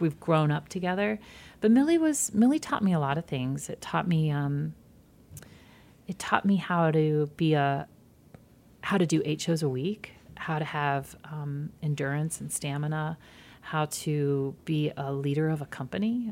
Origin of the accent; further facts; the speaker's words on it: Georgia, United States; moved away; also born or lived in Michigan; I grew up in Georgia and small towns in Georgia and then moved to suburbs of Michigan.